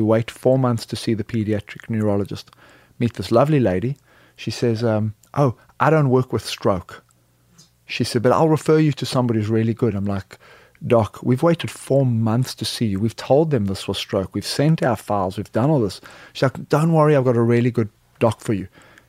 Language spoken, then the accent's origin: English; South Africa; moved away as an adult; now in United States; I am originally a South African, played rugby, moved to the U.S. to play rugby in Aspen, Colorado